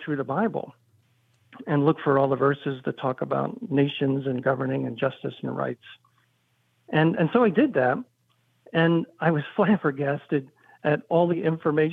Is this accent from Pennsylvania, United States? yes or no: yes; Philadelphia, Pennsylvania, United States; I grew up in the Philadelphia area in the 60s and 70s